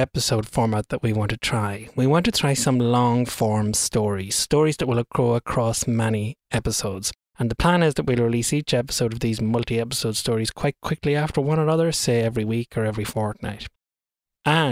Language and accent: English; Ireland; accent: Irish; my Irish accent has an inability to pronounce THs properly